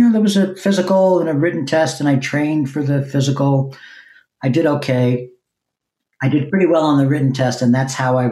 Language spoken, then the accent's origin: English; Long Island, New York, United States; also born or lived in Brooklyn, New York / East Village, New York; I was born in Brooklyn, and then we moved to Long Island when I was eight. So I spent my real formative years in Long Island